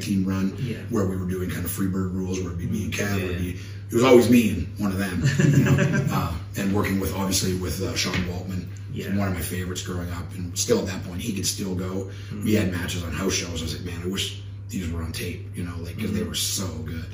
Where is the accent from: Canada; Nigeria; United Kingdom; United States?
Canada; me and my friends, we grew up in Canada